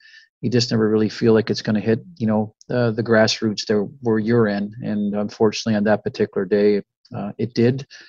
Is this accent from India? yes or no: no; Canada; now in Oxford, United States; I'm Canadian